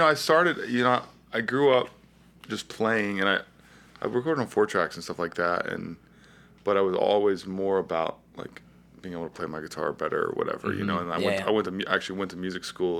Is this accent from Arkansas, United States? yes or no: no; Virginia Beach, Virginia, United States; now in Richmond, United States; I grew up in Virginia Beach.